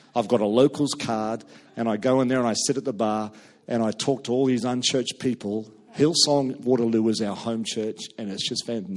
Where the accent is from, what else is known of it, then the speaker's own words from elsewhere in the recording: New Zealand; we came from two different cultures a New Zealander marrying a Scot